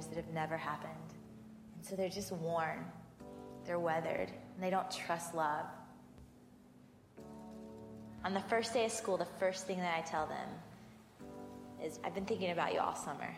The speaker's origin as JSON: {"language": "English", "region": "Georgia", "country": "United States", "tie": "born or raised there"}